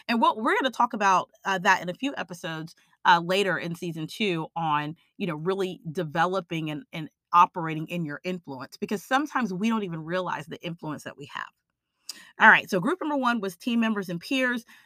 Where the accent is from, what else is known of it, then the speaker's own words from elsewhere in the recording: Austin, Texas, United States; I'm from Austin, Texas